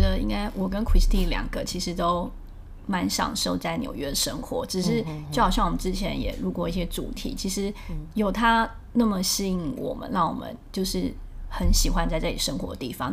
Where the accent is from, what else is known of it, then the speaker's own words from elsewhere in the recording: Taiwan; moved away as an adult; now in New York, United States; 因为毕竟是我们是台湾长大的小孩，嗯。在台湾工作过